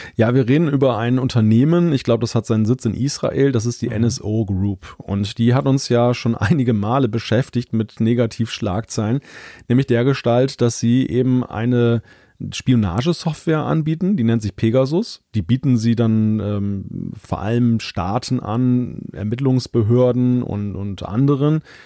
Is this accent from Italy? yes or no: no; Northern Germany, Germany; ich als Norddeutscher